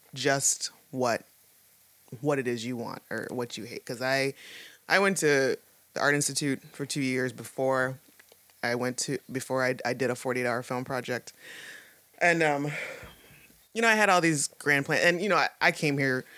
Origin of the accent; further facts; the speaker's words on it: Toledo, Ohio, United States; moved away as an adult; now in Pittsburgh, United States; I come from Toledo, Ohio, and it's not small, but that was all I really that was my reference point for everything. And you, know, you grow up there. I was I lived there for, you know, till I was like 22, 23